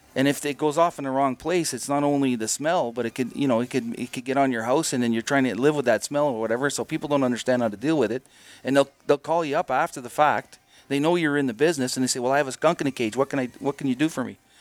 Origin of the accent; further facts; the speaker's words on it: Timmins, Ontario, Canada; moved away; That Timmins is my hometown